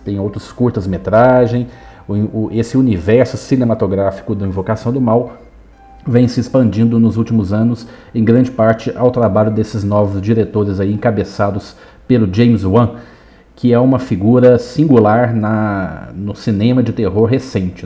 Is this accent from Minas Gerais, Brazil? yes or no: yes; Minas Gerais, Brazil; Aqui em Minas Gerais, por exemplo, minha terra